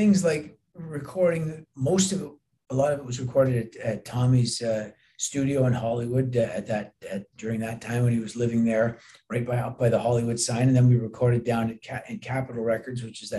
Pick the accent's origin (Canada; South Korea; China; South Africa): Canada; being Canadian, we share the same cultural background